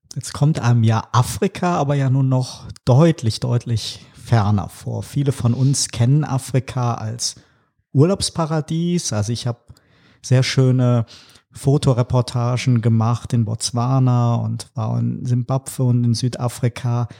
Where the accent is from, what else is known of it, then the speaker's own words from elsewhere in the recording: North Rhine-Westphalia, Germany; ich bin ja auch hier im Rheinland groß geworden